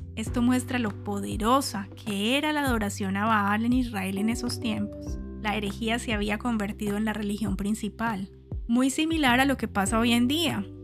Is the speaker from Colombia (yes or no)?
yes; Colombia; mi país natal, Colombia